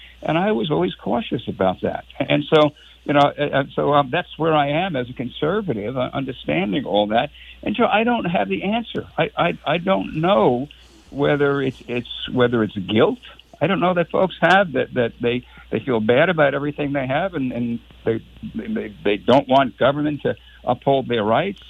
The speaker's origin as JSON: {"language": "English", "town": "New York City", "region": "New York", "country": "United States", "tie": "born or raised there", "moved": "as an adult", "said": "I was born in Brooklyn, New York, Joe. I never met either a Republican or a Lutheran until I went to college. There were none in Brooklyn, none"}